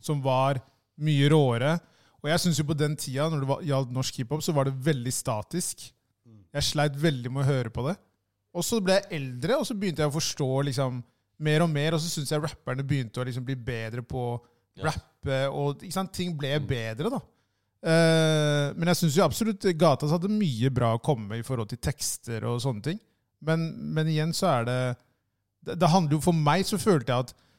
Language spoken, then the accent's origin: Norwegian; Oslo, Norway; det er en ting som jeg har sett i Groruddalen ved å på en måte ha vokst opp her